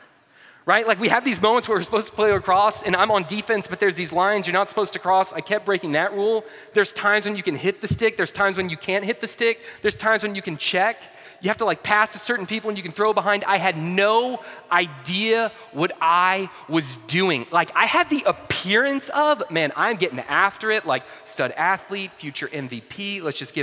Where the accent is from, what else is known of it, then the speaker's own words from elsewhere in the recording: North Georgia, United States; also born or lived in Atlanta; I grew up in North Georgia